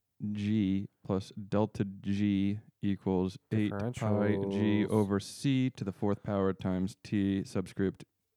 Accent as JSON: {"language": "English", "country": "United States", "also_born_or_lived": "Switzerland", "said": "I'm actually American myself, but I'm also Swiss."}